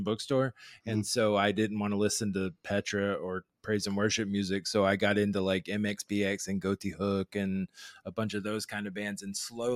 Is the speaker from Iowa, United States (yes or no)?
no; Florida, United States; I grew up in Florida